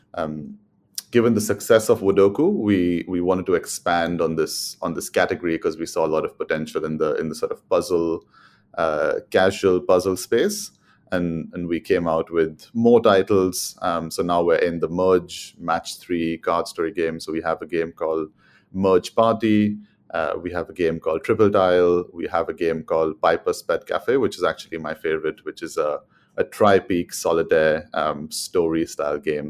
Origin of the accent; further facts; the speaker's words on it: Mumbai, Maharashtra, India; moved away as an adult; also born or lived in London, United Kingdom; now in United Kingdom; I'm from Mumbai in India. I moved to the U K in two thousand and fourteen to study economics